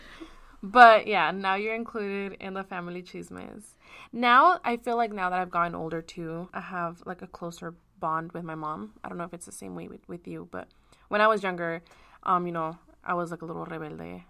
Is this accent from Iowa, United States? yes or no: yes; Iowa, United States; I was born in Iowa